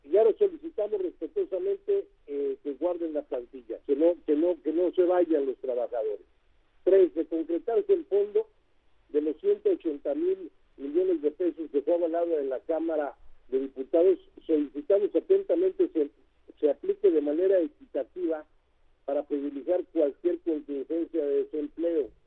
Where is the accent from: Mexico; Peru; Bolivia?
Mexico; todos somos mexicanos